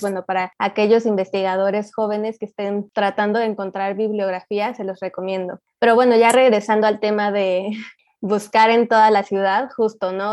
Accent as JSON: {"language": "Spanish", "country": "Mexico", "said": "soy de México"}